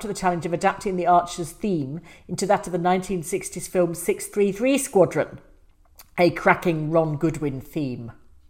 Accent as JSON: {"language": "English", "country": "New Zealand", "said": "But I'm from New Zealand and wanted you to know that your reach is all the way down to south in the Antipodes, or at least the Kiwi part."}